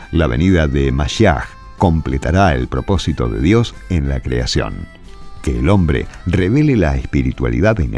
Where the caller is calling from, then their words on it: Formosa, Argentina; de Formosa.